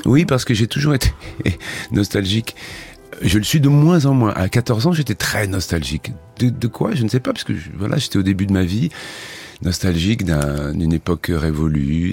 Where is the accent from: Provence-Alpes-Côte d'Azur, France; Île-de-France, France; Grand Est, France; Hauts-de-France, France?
Île-de-France, France; Clairefontaine-en-Yvelines; j'ai été élevé en grande partie dans un village qui s'appelle Clairefontaine en Yvelines